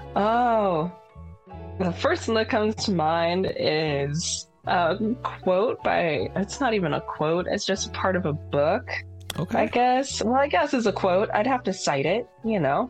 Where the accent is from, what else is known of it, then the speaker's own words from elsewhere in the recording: Texas, United States; also born or lived in San Francisco, California; now in Washington, United States; I'm from Texas